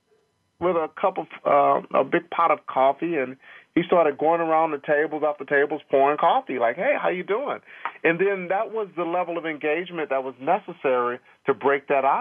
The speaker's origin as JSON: {"language": "English", "town": "Longview", "region": "Texas", "country": "United States", "tie": "born or raised there", "moved": "yes", "said": "I'm actually from Longview, Texas, which is a small East Texas town"}